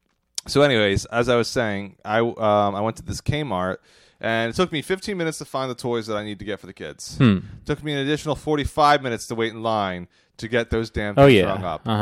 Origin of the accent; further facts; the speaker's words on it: Phoenixville, Pennsylvania, United States; my hometown, Phoenixville